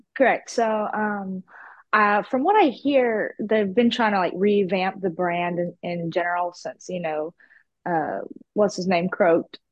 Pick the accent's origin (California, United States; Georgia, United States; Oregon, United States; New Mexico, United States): Georgia, United States; about an hour west of Atlanta; accent: country; moved away as an adult; now in Houston, United States; I was born in Atlanta, but I grew up uh, out west in the country, about an hour out from there.